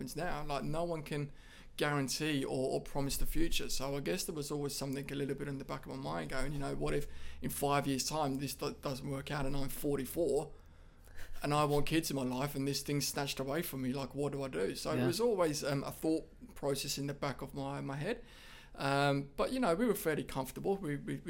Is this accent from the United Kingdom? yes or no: yes; United Kingdom; moved away as an adult; also born or lived in Ashmore, Australia; now in Australia